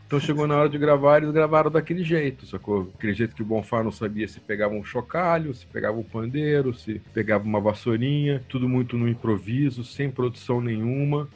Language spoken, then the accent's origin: Portuguese; Brasília, Federal District, Brazil; moved away; also born or lived in Piracicaba; eu sou de Brasília